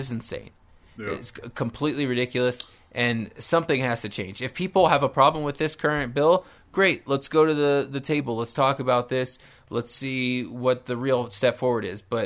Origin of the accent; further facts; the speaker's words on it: Nebraska, United States; I come from Nebraska